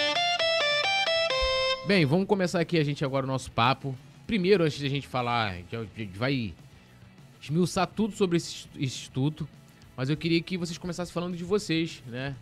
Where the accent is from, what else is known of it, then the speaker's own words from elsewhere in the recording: São Gonçalo, Rio de Janeiro, Brazil; São Gonçalo também, minha terra natal